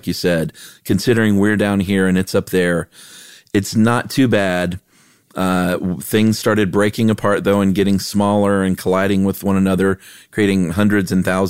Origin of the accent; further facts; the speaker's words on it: Buffalo, New York, United States; I'm from Buffalo.